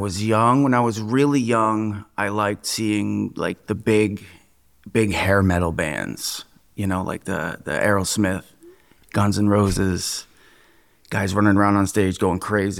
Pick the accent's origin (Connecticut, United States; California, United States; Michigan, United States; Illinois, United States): Connecticut, United States; New Fairfield; I grew up in New Fairfield, Connecticut. I went to New Fairfield High School.